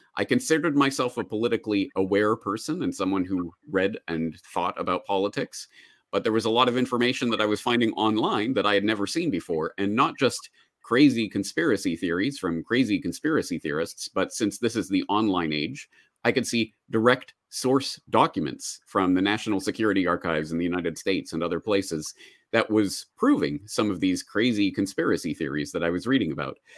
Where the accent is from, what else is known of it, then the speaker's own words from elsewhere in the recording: Calgary, Alberta, Canada; moved away as an adult; also born or lived in Dublin, Ireland; now in Japan; I am a Canadian. I was born and raised in Calgary, Alberta, Canada, and I spent m, my entire childhood there, grew up there